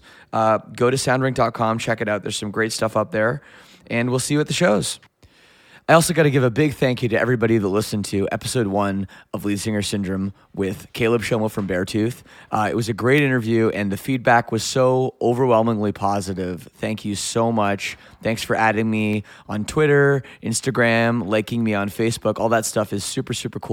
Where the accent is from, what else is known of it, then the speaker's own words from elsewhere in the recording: Toronto, Ontario, Canada; we're here in Toronto, of all places, which is cool. This is my hometown